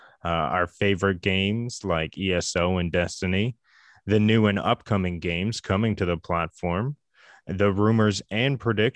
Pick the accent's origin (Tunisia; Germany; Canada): Canada; I'm a Canadian